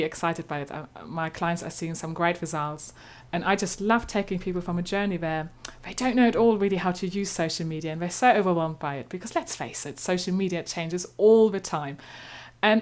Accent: eastern Germany, Germany; accent: slightly German; English is a second language; moved away as an adult; now in London, United Kingdom; I'm originally from Germany, as you might gather by my slightly German accent. But I've lived here a long time

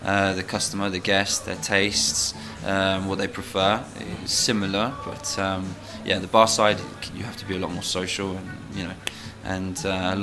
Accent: Isle of Wight, South East England, United Kingdom; also born or lived in London; I'm from the Isle of Wight, originally. Right. I was born in London, but yes, my father semi-retired to the island, so that's where I grew up.

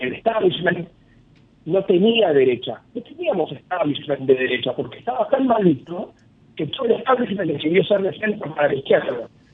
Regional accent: Argentina; mi experiencia como argentino

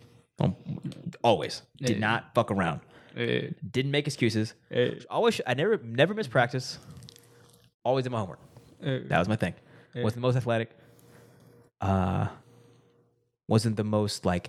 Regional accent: Arkansas, United States; I grew up in Arkansas.

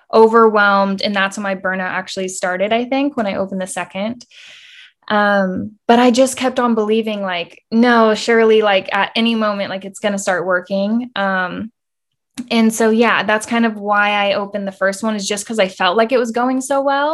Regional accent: Austin, Texas, United States; I'm from Austin, Texas

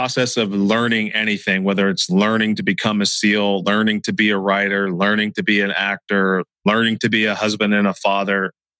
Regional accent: Santa Cruz, California, United States; my hometown, Santa Cruz, California.

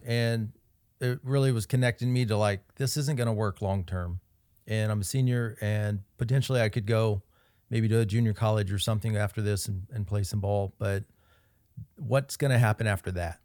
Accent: Kansas City, Kansas, United States; That's my hometown, Kansas City, Kansas.

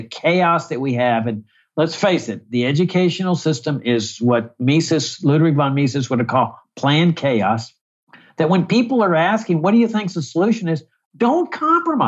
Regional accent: Laredo, Texas, United States; moved away; my hometown of Laredo, Texas

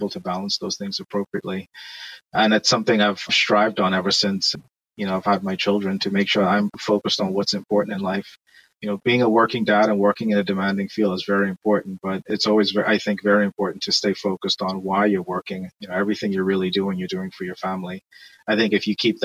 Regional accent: Bahamas; moved away as an adult; now in United States; I'm from the Bahamas

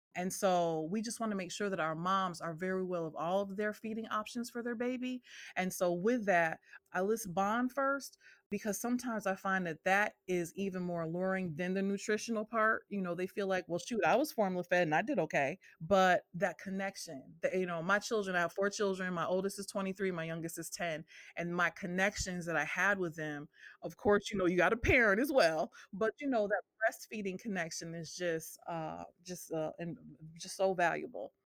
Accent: Northampton, Massachusetts, United States; moved away as an adult; now in Memphis, United States; I am originally from Northampton, Massachusetts, and I moved to Memphis, Tennessee, uh, 15 years ago

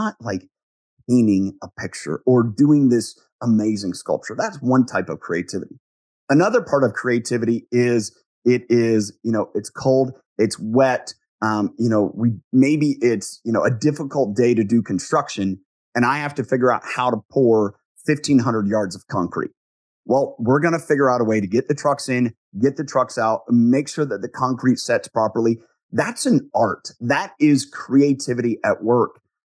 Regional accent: Ohio, United States; So I grew up in the Midwest. I grew up on a dairy farm

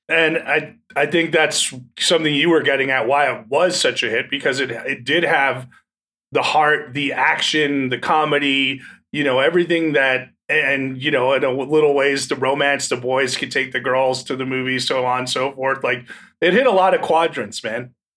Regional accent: New Jersey, United States; I'm from New Jersey.

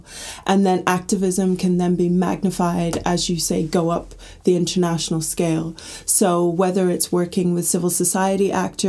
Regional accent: Gambia; also born or lived in Middle East; so I'm from the Gambia, and I was brought up in the Middle East

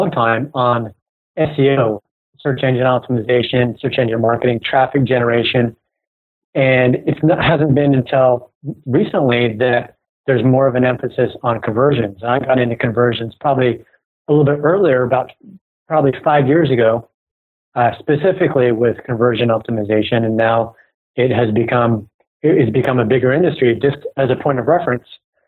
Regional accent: United States; accent: American; also born or lived in Silicon Valley; I'm obviously American from my accent

